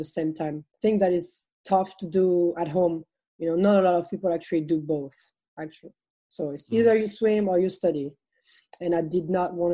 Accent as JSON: {"language": "English", "country": "France", "also_born_or_lived": "Texas", "second_language": "English", "moved": "as an adult", "said": "coming from France to Texas"}